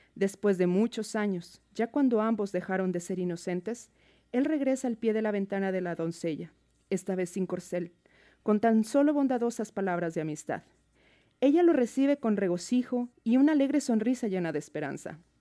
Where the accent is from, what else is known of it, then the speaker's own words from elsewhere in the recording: Mexico City, Mexico; moved away as an adult; now in Seattle, United States; Soy de México, de la Ciudad de México.